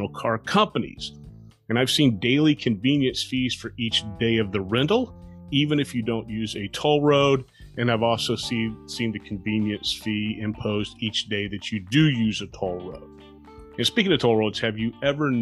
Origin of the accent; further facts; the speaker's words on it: South Florida, United States; growing up in South Florida